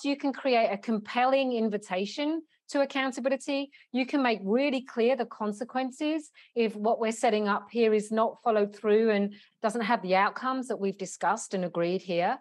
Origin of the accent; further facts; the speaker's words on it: London, United Kingdom; now in Australia; I'm originally from London in the UK.